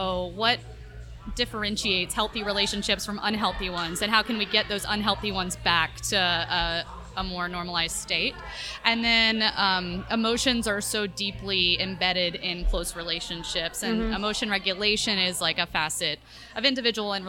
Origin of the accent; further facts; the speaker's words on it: the South, United States; also born or lived in Florida / Texas / New Hampshire; now in St. Petersburg, United States; I was born and bred in the South